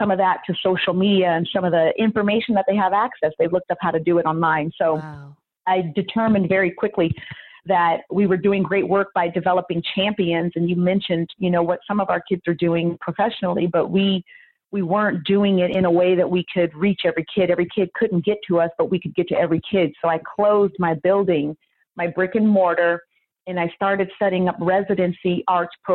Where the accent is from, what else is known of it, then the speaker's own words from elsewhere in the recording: the Bay Area, California, United States; now in Sacramento, United States; growing up in the Bay